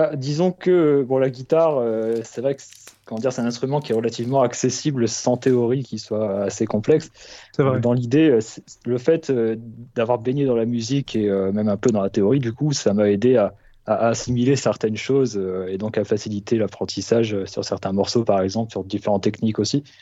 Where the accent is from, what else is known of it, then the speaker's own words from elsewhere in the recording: Nord-Pas-de-Calais, Hauts-de-France, France; moved away; je suis issu de, du Nord-Pas-de-Calais de base